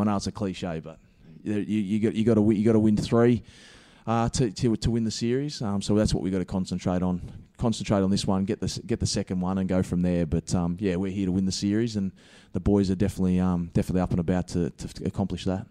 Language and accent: English; Gippsland, Victoria, Australia; also born or lived in Dandenong; I'm originally from Gippsland, which is two hours east of, of Melbourne.